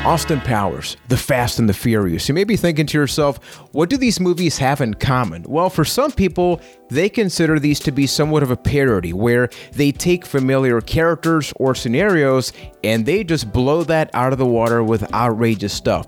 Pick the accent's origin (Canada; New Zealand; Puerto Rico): Puerto Rico; I am from Puerto Rico.